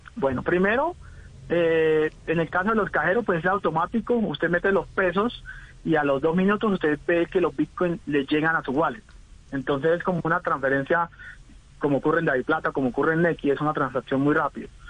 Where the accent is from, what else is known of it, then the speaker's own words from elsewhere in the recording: Venezuela; moved away as an adult; also born or lived in Hong Kong; now in Colombia; yo soy un colombiano que toda mi vida viví en Venezuela, soy un inmigrante de Venezuela a Colombia